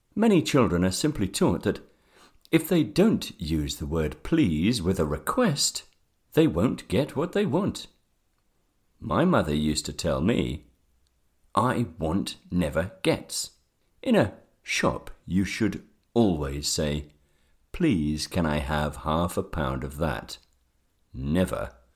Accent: England, United Kingdom; I am from England. in the United Kingdom

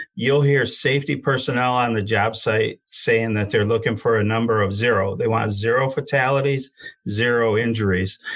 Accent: Genesee County, Michigan, United States; I'm from the Genesee County area

